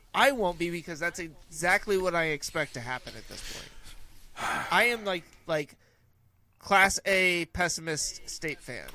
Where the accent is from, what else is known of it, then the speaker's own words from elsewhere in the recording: California, United States; a guy that grew up outside of the South, right, or the Southeast, growing up in California